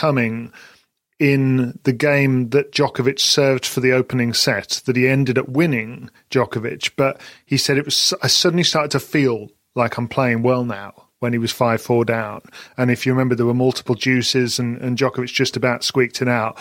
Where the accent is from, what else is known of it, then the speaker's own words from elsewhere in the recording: United Kingdom; we're British